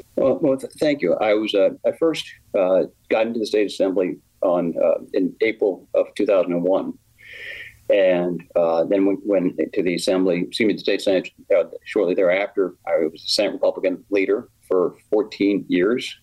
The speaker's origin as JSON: {"language": "English", "town": "Westfield", "region": "New Jersey", "country": "United States", "tie": "born or raised there", "said": "Westfield is my hometown as well. That's where we raised our, our daughters."}